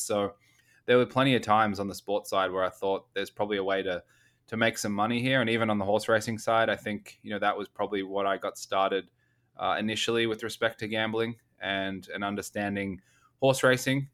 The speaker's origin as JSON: {"language": "English", "country": "Australia", "tie": "born or raised there", "said": "I grew up in Australia"}